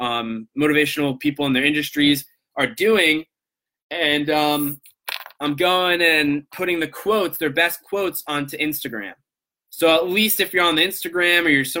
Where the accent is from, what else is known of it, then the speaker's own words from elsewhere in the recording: Coral Springs, Florida, United States; also born or lived in Long Island, New York; I grew up in South Florida in the Coral Springs area